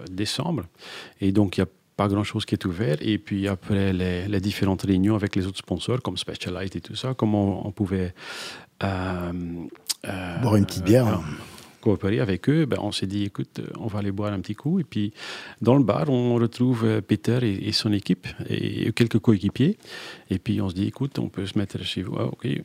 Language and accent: French; Belgium; Je suis belge